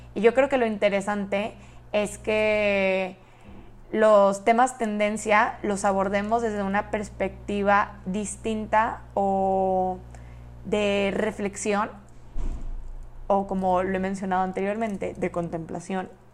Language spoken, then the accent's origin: Spanish; Monterrey, Nuevo León, Mexico; moved away as an adult; also born or lived in Austin, Texas; soy de Monterrey, Nuevo León, México